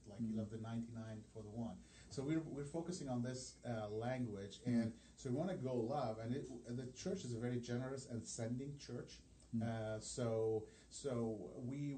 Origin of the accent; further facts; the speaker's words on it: Lebanon; first language Arabic; English is a second language; now in Indianapolis, United States; I come from this from Lebanon